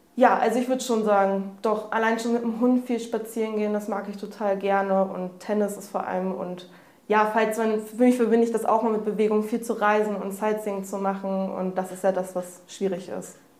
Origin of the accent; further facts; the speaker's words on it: near Hanover, Lower Saxony, Germany; moved away as an adult; now in Hamburg, Germany; ich komme aus der Nähe von Hannover